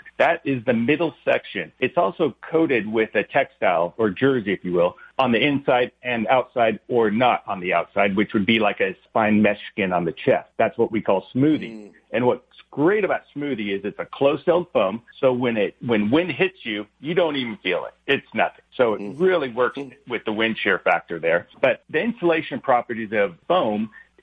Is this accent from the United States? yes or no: yes; Huntington Beach, California, United States; we grew up in Huntington Beach